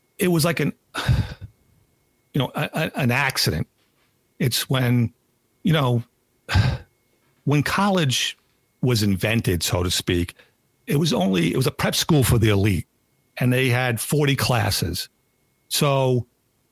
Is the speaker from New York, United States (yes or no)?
yes; Long Island, New York, United States; I grew up on Long Island. The town I grew up